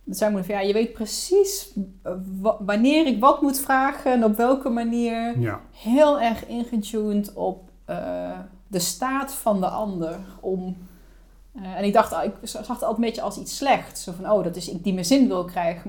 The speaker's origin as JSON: {"language": "Dutch", "country": "Netherlands", "tie": "born or raised there", "also_born_or_lived": "Germany", "said": "Maar ik ben al heel jong verhuisd van Duitsland naar Nederland. Ik heb een Nederlandse vader en een Duitse moeder. Ja. In Duitsland geboren. Toen ik 4,5 was kwam naar Nederland"}